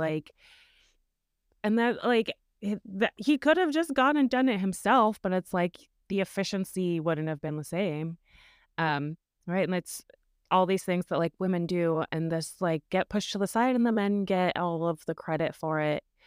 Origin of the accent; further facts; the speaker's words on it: Wyoming, United States; growing up in Wyoming in a Mormon culture